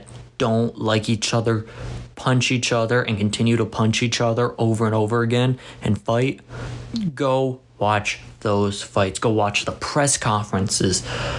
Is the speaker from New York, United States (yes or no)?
no; Texas, United States; You know, I'm a Charlo fan. I'm from Texas.